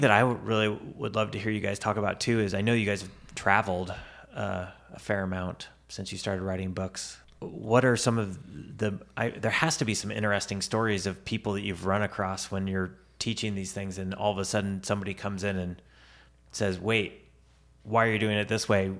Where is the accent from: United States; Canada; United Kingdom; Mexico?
United States; Tarkio, Missouri; I was in Tarkio